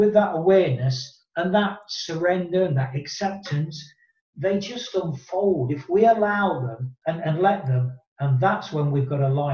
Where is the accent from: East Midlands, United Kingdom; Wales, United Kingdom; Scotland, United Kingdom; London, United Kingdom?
East Midlands, United Kingdom; Nottingham; my boyhood team from my hometown in Nottingham in England